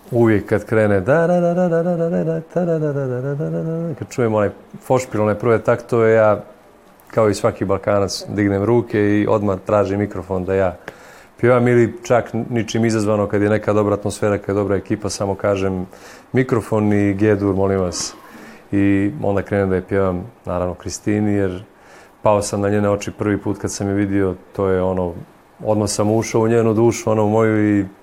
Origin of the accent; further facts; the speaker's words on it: Montenegro; mi u Crnoj Gori